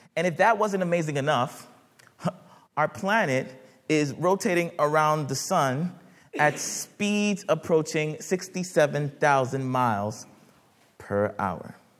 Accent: United States; my parents immigrated from Haiti and uh, when I was much younger, uh, the, uh, growing up in the United States

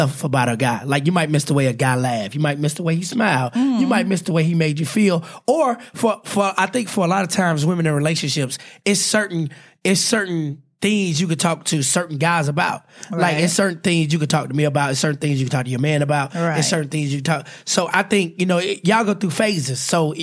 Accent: Charlotte, North Carolina, United States; I'm born and raised in Charlotte

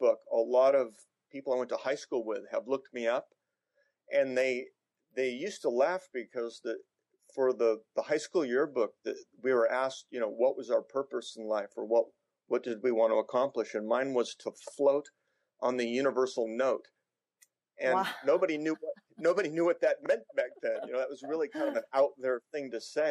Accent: Newport Beach, California, United States; I grew up in Newport Beach

